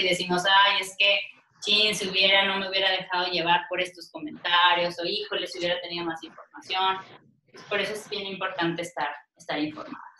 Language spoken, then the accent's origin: Spanish; Coahuila, Mexico; now in Monterrey, Mexico; estoy radicando actualmente en la ciudad de Monterrey, aunque yo soy coahuilense